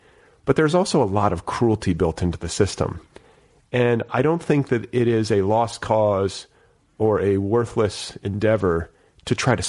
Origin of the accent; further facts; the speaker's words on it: United States; I say this as like a American specifically